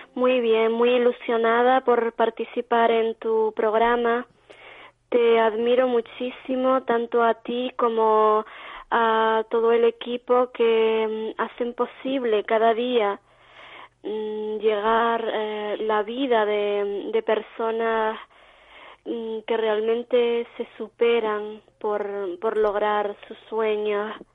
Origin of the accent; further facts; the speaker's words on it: Vega de San Mateo, Canary Islands, Spain; aquí en mi pueblo, en San Mateo